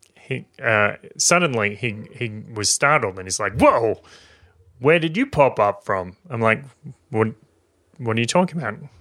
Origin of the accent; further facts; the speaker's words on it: Maitland, New South Wales, Australia; my hometown in Maitland